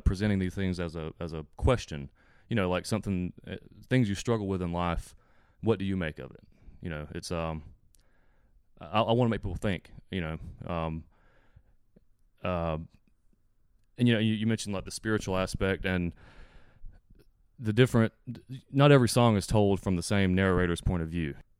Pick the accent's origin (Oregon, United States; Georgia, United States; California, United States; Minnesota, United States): Georgia, United States; South; I live in South Georgia.